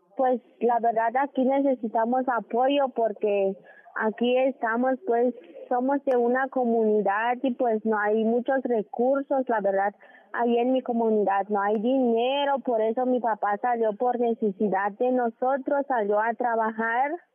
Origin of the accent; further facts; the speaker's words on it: Miahuatlán de Porfirio Díaz, Oaxaca, Mexico; mi comunidad es de San Francisco y pertenece a Miahuatlán de Porfirio Díaz, Oaxaca.